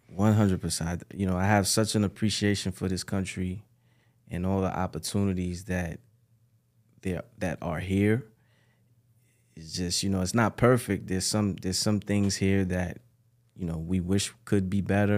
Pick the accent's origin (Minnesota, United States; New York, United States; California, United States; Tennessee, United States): New York, United States; New York City; also born or lived in Ghana; I was born and raised in the Bronx, New York